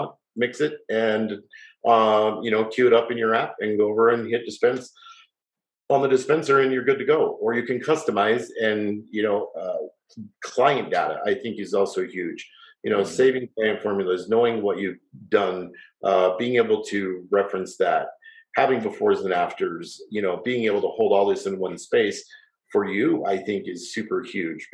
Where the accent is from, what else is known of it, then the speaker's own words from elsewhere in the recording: Salt Lake City, Utah, United States; growing up in Salt Lake City, having a salon